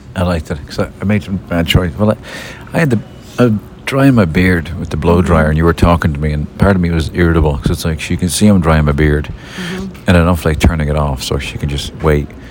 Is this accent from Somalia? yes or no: no; Dublin, Leinster, Ireland; moved away; my brother Jimmy, when we were growing up in Lansdowne Dance Hall uh, in Dublin